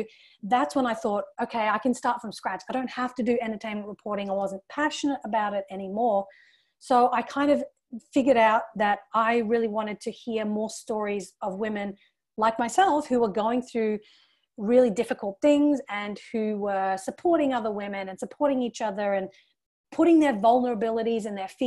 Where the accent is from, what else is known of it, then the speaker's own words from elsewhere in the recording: Australia; also born or lived in England; But, you know, for me as a young Indian woman growing up in Australia and England